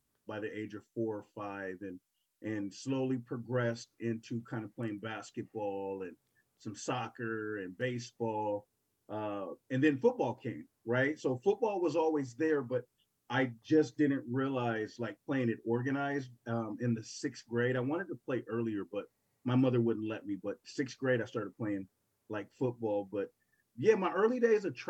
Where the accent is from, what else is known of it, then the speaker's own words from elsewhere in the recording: Portland, Oregon, United States; growing up in Portland